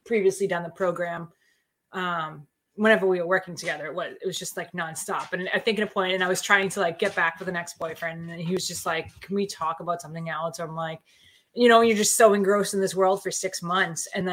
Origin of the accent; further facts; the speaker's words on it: Methuen, Massachusetts, United States; Bo and I grew up in the towns next to each other. So like Methuen and Draket, I'm from Methuen